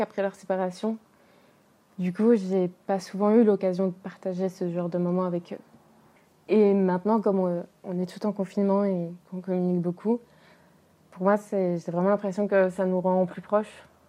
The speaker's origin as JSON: {"language": "French", "country": "France", "tie": "born or raised there", "said": "Moi, j'ai grandi en France avec ma mère blanche française"}